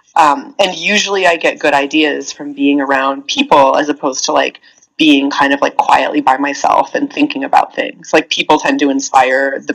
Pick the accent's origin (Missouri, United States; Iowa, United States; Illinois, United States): Iowa, United States; I'm from Iowa. Like Iowa in the like late 90s